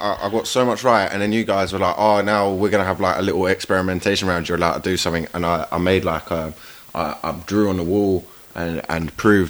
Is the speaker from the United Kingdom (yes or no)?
yes; London, United Kingdom; I'm from South London.